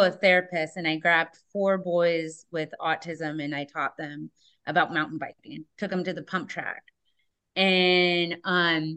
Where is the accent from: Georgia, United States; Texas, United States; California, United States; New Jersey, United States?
California, United States; San Diego; now in Whatcom County, United States; I grew up in San Diego, California, and my tool was a surfboard